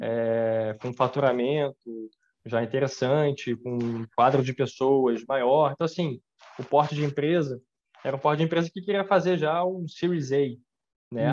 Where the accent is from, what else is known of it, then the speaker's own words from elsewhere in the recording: Brazil; eu sou brasileiro, né? A família, é, a minha família, parte de pai, veio da Escócia